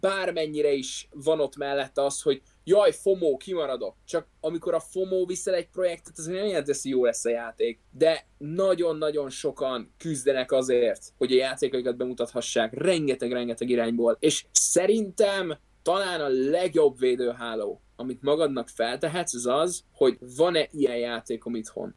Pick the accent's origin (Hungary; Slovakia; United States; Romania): Hungary